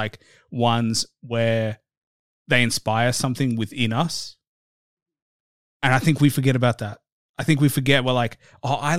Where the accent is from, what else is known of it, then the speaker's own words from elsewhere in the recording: Australia; me being Australian